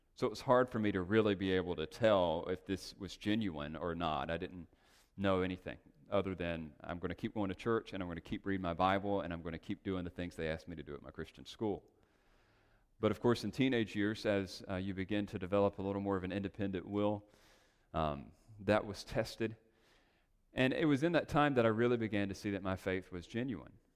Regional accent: North Carolina, United States; moved away as an adult; now in Los Angeles, United States; we made the strange and risky leap to Los Angeles from North Carolina.

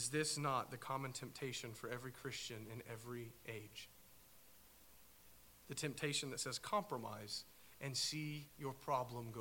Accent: United States; I'm an American

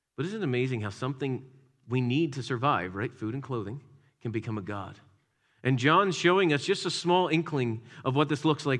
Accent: Philadelphia, Pennsylvania, United States; Growing up in the Philadelphia area, you didn't go too far into inner city until you saw statues of Rocky

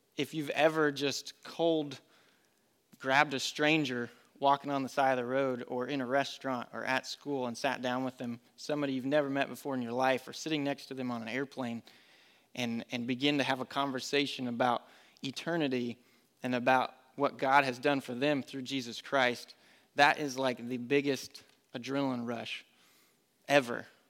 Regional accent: Colorado, United States; moved away as an adult; also born or lived in North Carolina; now in Concord, United States; I grew up with it in Colorado. My dad would take me to Colorado National Speedway

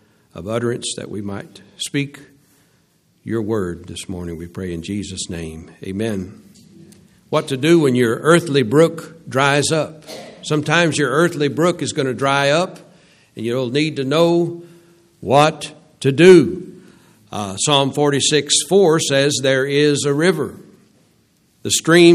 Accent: Louisiana, United States; I was from Louisiana

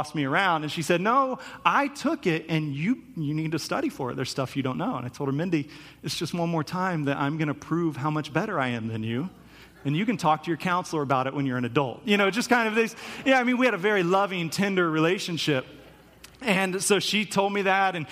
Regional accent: Topeka, Kansas, United States; I grew up in Topeka, Kansas

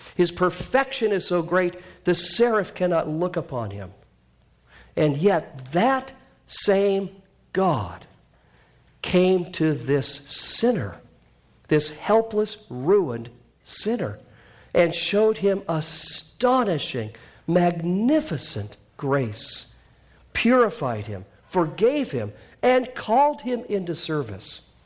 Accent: Canada; moved away; I'm Canadian

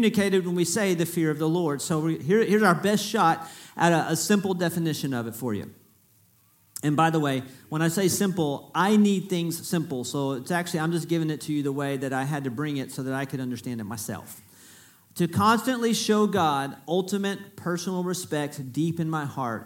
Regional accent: Freeport, Texas, United States; I'm from Freeport, is where I was born. So I am from South Texas.

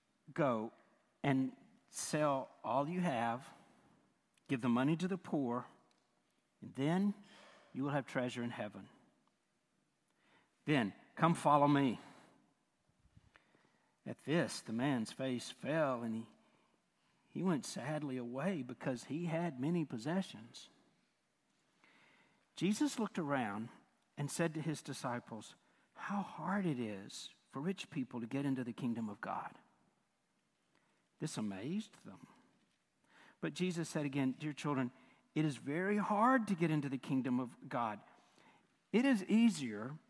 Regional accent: United States; we, not just as Americans, but even as American Christians

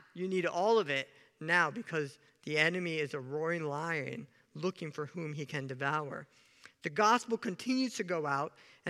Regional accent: Kenya; born there; He didn't know I was born in Kenya, Africa. Kenyans are known for something.

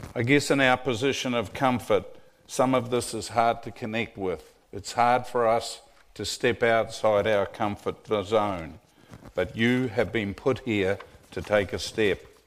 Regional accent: New Zealand; moved away as an adult; also born or lived in Tennessee; now in Collegedale, United States; I'm a legal immigrant from New Zealand.

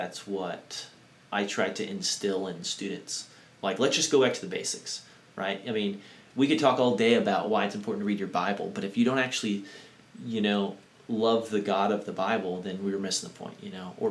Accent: United States; we as maybe American Christians

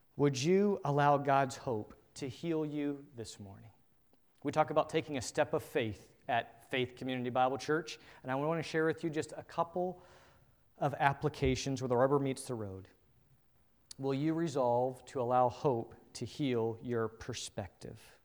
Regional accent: United States; As an American culture

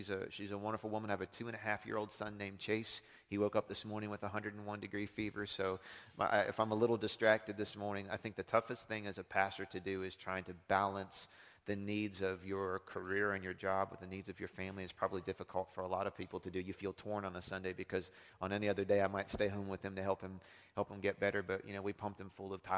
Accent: Philadelphia, Pennsylvania, United States; moved away; I grew up in Philly

